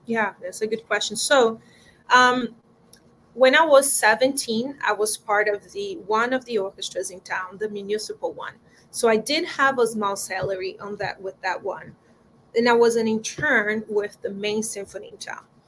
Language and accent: English; João Pessoa, Paraíba, Brazil; English is a second language; moved away as an adult; now in Los Angeles, United States; I was born in João Pessoa, it's a small city in the northeast of Brazil, right by the coast.